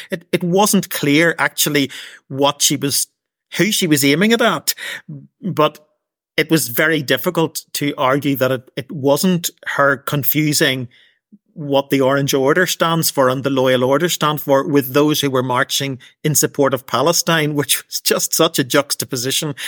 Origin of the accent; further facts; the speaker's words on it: Portadown, Northern Ireland, United Kingdom; Portadown is my hometown